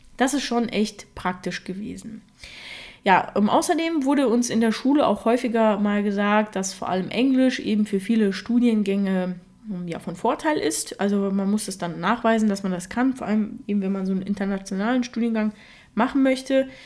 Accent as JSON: {"language": "German", "country": "Germany", "tie": "born or raised there", "first_language": "Russian", "said": "Ich bin ja mit drei Jahren nach Deutschland gekommen und meine Muttersprache ist Russisch"}